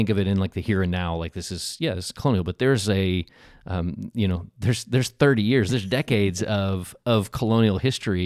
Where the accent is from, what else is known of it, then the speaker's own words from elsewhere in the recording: Oklahoma, United States; I'm from Oklahoma.